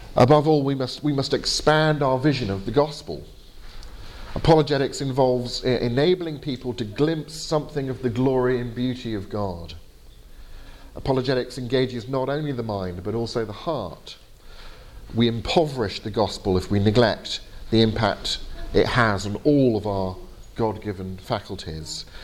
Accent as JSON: {"language": "English", "region": "England", "country": "United Kingdom", "said": "my fault for being English"}